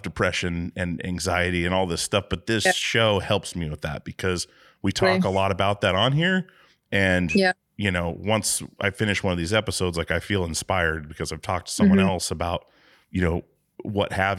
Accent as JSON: {"language": "English", "region": "Alaska", "country": "United States", "moved": "yes", "lives_now": "Portland, United States", "said": "I'm from Alaska originally"}